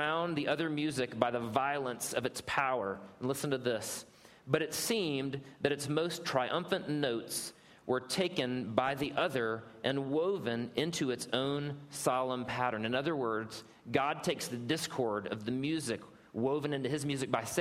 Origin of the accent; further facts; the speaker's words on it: South Carolina, United States; I'm from South Carolina